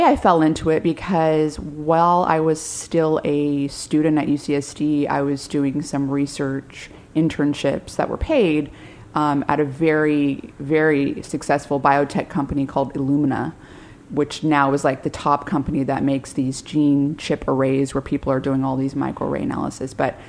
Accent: San Diego, California, United States; I'm from San Diego.

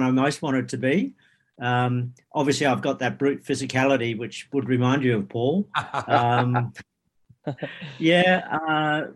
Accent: Wentworth Falls, New South Wales, Australia; I grew up in the Blue Mountains in Wentworth Falls

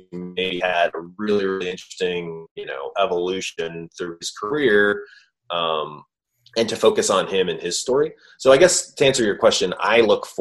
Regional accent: Cleveland, Ohio, United States; I'm from Cleveland

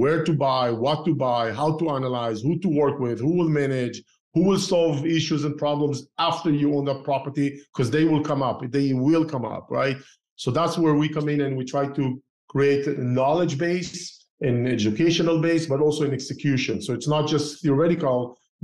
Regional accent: Israel; moved away as an adult; also born or lived in Tel Aviv, Israel / Northern California, United States; now in Southern California, United States; I used to live in Israel, right? And I started investing while I grew up in Israel. While I used to live in Tel Aviv as a young engineer

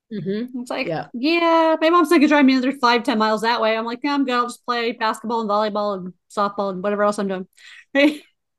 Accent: United States; I grew up in near Pennsylvania

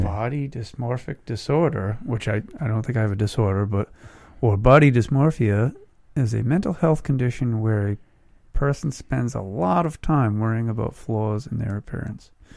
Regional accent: Westport, Massachusetts, United States; my hometown of Westport, Mass

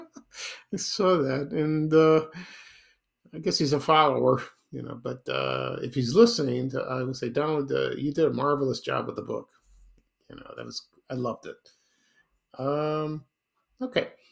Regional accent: Chicago, Illinois, United States; I grew up in Chicago over the years

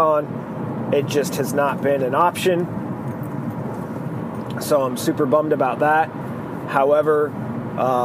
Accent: Arizona, United States; I'm from Arizona, not Alabama, so my family tree does have branches

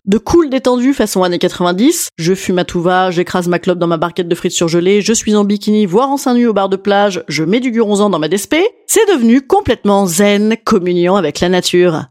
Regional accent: Paris, Île-de-France, France; je suis parisienne

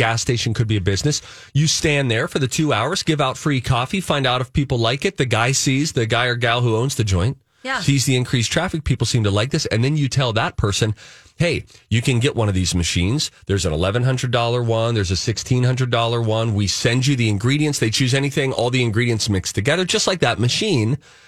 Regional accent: Pittsburgh, Pennsylvania, United States; Now, my family, we're Steeler fans from Pittsburgh.

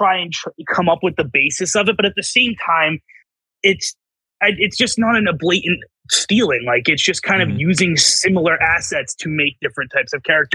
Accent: Boston, Massachusetts, United States; accent: Boston; my Boston accent

